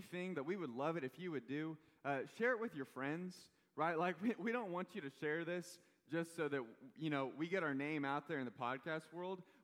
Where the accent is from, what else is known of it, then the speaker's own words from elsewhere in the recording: Kansas City, Missouri, United States; I'm from Kansas City.